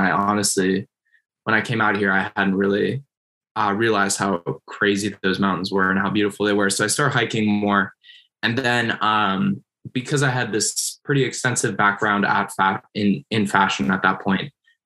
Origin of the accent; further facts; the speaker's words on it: Minnesota, United States; moved away as an adult; now in Seattle, United States; I grew up in Minnesota, which is obviously not like a huge city